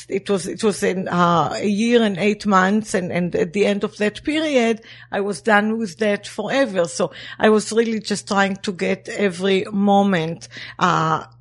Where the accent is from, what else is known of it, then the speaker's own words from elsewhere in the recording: Zikhron Ya'akov, Haifa District, Israel; moved away as an adult; now in Los Angeles, United States; growing up there, we always were very well aware of being the Jewish, tiny Jewish state amongst many Arab nations